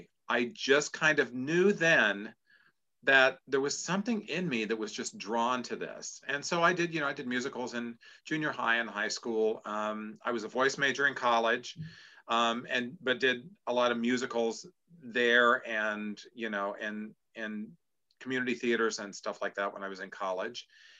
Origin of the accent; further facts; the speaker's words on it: Columbus, Ohio, United States; Columbus, which is where I grew up